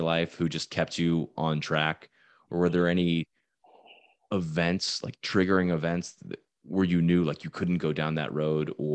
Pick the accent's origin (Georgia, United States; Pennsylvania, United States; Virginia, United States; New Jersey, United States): Virginia, United States; I'm from Virginia, middle-class family.